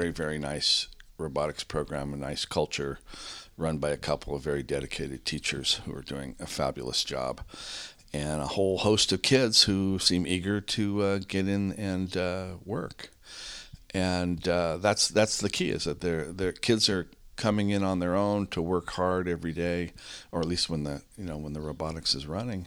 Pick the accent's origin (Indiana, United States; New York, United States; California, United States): California, United States; San Rafael; also born or lived in San Francisco; I grew up in Marin. I grew up in San Rafael.